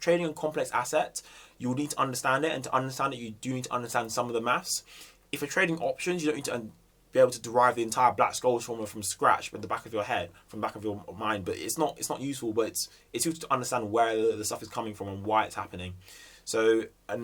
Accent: Jamaica; I'm also Jamaican

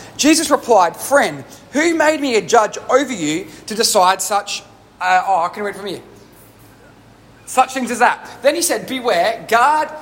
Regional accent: Australia; I'm an Australian who's grown up in Australia

